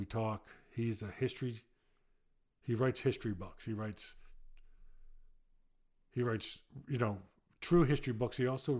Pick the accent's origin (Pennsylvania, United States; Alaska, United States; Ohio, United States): Pennsylvania, United States; I'm from Delaware County, Pennsylvania.